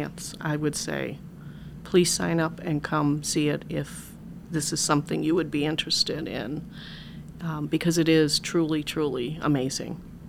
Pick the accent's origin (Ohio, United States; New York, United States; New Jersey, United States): Ohio, United States; Parma; I am originally from Ohio, Parma.